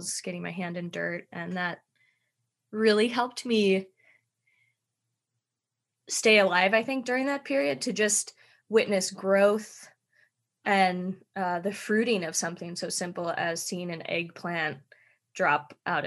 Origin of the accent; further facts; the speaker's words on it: Minnesota, United States; moved away; I grew up dancing in Minnesota